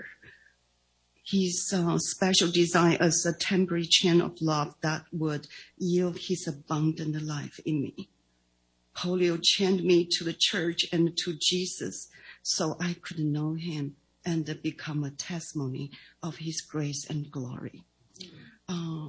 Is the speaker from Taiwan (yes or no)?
yes; Taiwan; English is a second language; moved away; I was born and raised in Taiwan